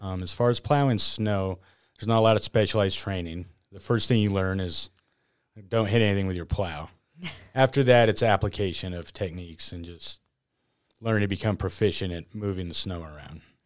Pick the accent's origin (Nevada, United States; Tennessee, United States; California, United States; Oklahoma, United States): Nevada, United States; northern; Here, born and raised